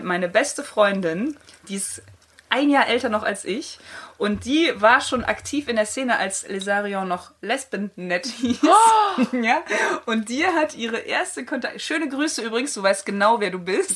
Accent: countryside near Cologne, North Rhine-Westphalia, Germany; ich komme so ein bisschen vom Lande in der Nähe von Köln

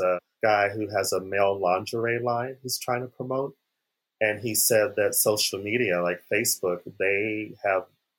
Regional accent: Phoenix, Arizona, United States; moved away; I'm from Arizona, Phoenix

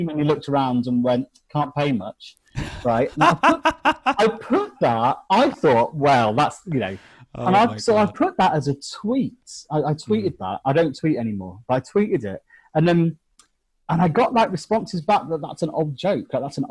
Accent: England, United Kingdom; I'm from England.

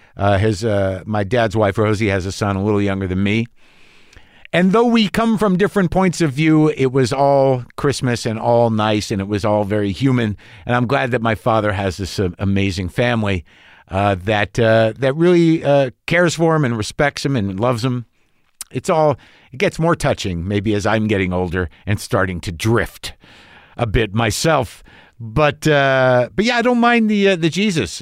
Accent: Albuquerque, New Mexico, United States; moved away; we grew up in Albuquerque, New Mexico

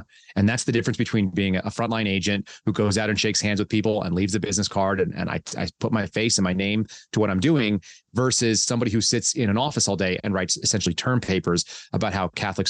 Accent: Texas, United States; also born or lived in California; So I grew up in California for a couple of years, and then I moved to Texas, and my family bounced back and forth between Texas and California.

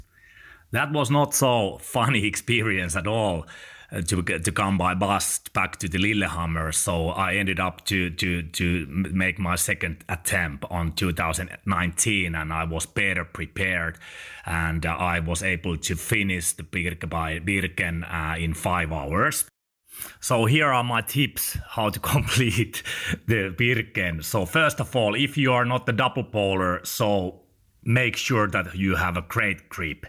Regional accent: Finland; I'm from Finland.

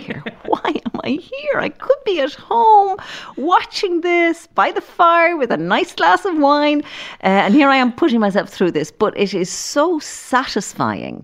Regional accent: Dublin, Leinster, Ireland; we grew up in Llandochon

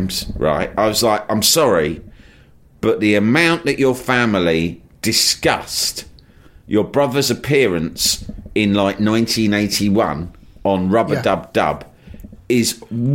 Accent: London, United Kingdom; I was from London

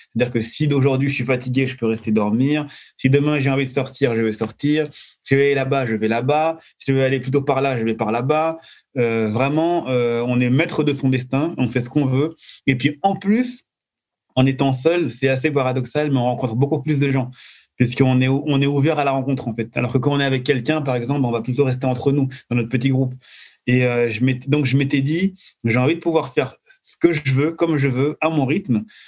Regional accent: France; je suis de France

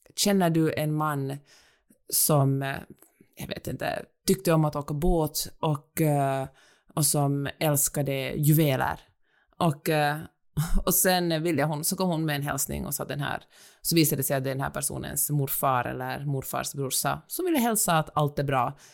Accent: Finland; moved away as an adult; also born or lived in Helsinki, Finland; now in Los Angeles, United States; jag är finsk

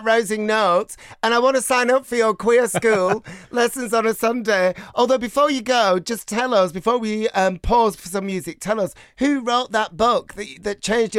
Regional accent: Bolton, North West England, United Kingdom; So my hometown of Bolton had a queer history museum, a queer history exhibition

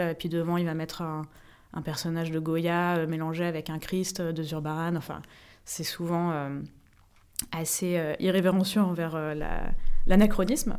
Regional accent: Paris, Île-de-France, France; moved away as an adult; quand j'arrive à Paris et que je vois les immeubles, c'est aussi moi j'ai grandi là-dedans

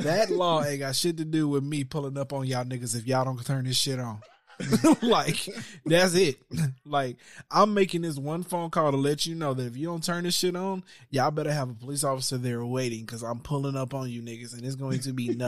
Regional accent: Texas, United States; moved away; I'm from Texas

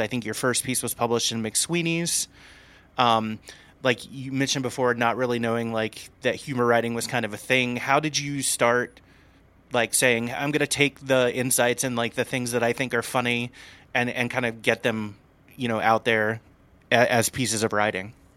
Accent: Indiana, United States; I grew up in a town of six hundred people in Indiana

